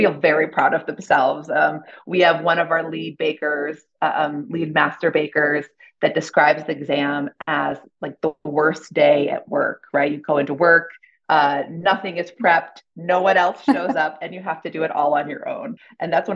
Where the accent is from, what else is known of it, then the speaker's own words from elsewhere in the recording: Ohio, United States; moved away; also born or lived in Boston / New York; I'm from Ohio.